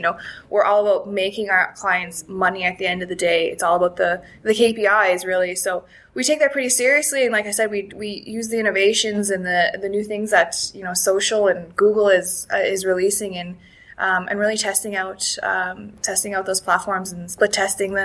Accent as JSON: {"language": "English", "region": "Alberta", "country": "Canada", "tie": "born or raised there", "also_born_or_lived": "Vancouver, Canada / Calgary, Canada", "moved": "as an adult", "lives_now": "Dublin, Ireland", "said": "born and raised Alberta, in Canada there"}